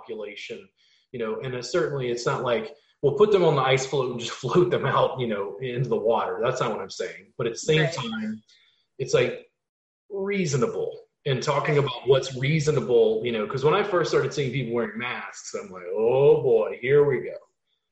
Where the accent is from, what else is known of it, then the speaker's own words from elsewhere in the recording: Louisiana, United States; I'm from Louisiana